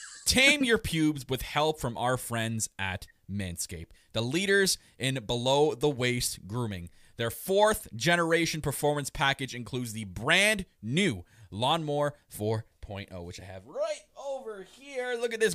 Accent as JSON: {"language": "English", "country": "Canada", "said": "I am your Canadian Prince"}